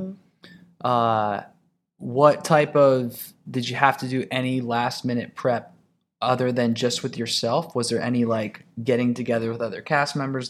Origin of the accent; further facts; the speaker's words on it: Ohio, United States; I'm from Ohio